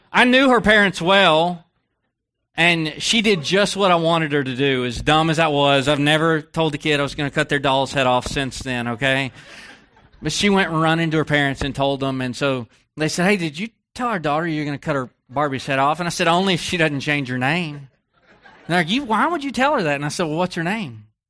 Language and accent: English; Texas, United States; I grew up in Texas